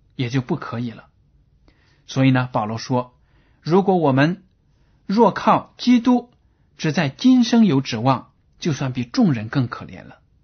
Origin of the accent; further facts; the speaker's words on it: China; 我们中国人